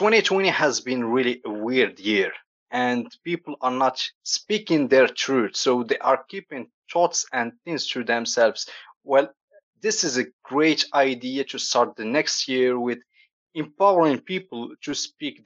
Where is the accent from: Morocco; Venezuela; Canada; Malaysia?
Morocco; moved away; also born or lived in Brest, France; I'm from Morocco and we have the sun all time